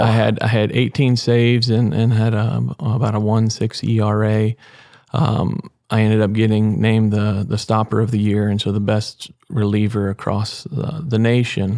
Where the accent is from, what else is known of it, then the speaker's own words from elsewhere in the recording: Weimar, Texas, United States; I'm from Weimar, Texas. Um, born and raised